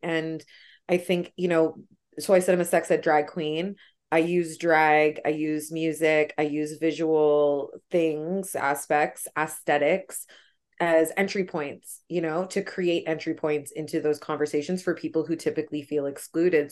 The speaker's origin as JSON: {"language": "English", "town": "Toronto", "region": "Ontario", "country": "Canada", "tie": "born or raised there", "said": "where I grew up in Scarborough"}